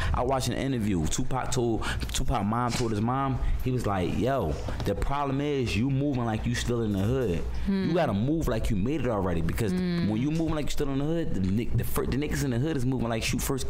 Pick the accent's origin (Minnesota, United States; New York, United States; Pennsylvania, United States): Pennsylvania, United States; Philadelphia; moved away; Because like I told you, I'm from Philly. I'm about some real shit right here.